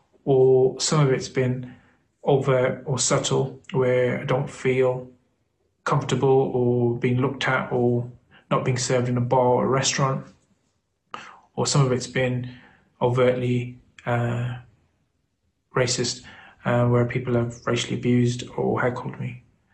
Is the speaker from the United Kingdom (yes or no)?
yes; United Kingdom; As a British Asian